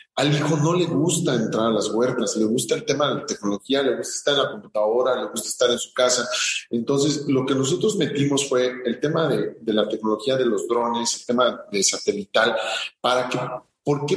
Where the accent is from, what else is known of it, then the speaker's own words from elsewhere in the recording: Morelia, Michoacán, Mexico; also born or lived in Cuernavaca, Morelos; nosotros fuimos a vivir a Morelia toda mi vida, eh, kinder, primaria, secundaria, eh, preparatoria, toda mi vida he en Morelia